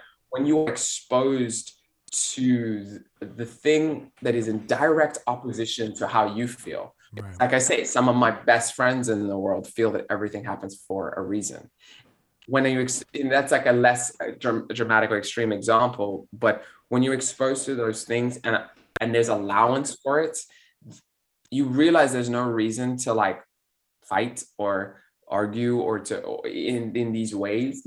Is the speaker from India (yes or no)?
no; South Africa; moved away as an adult; also born or lived in Belgium / Europe; now in United States; I'm a South African Belgian immigrant living in the United States who speaks a few languages and has been here for 10 years, been in Europe